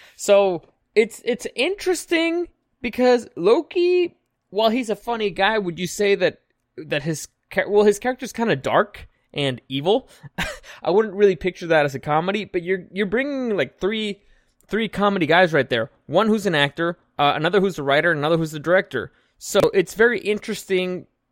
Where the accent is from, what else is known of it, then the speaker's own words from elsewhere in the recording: Mexico; now in San Diego, United States; I grew up in Mexico.